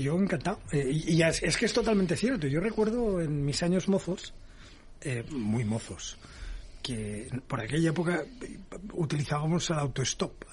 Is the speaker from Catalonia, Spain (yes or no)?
no; Valencia, Valencian Community, Spain; also born or lived in United States; Valencia, que es mi tierra